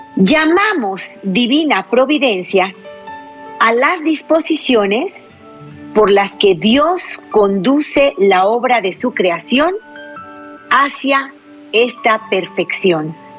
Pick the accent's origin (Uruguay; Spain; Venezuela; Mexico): Mexico; La Paz, Baja California Sur; now in Jalisco, Mexico; La Paz, Baja California, el pequeño pueblito donde yo nací